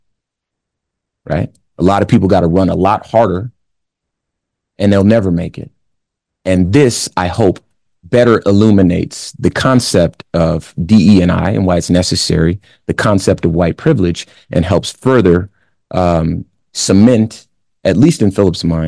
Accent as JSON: {"language": "English", "town": "Compton", "region": "California", "country": "United States", "tie": "born or raised there", "said": "I'm from Compton in the 80s."}